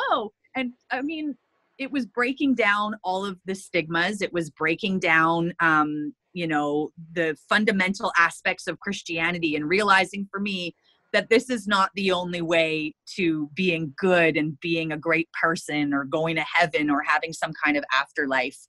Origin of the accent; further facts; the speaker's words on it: Prince Rupert, British Columbia, Canada; moved away as an adult; I moved away from Prince Rupert.